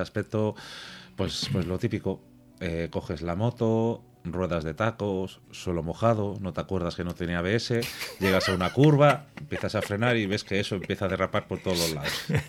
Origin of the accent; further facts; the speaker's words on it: Santander, Cantabria, Spain; Yo soy de Santander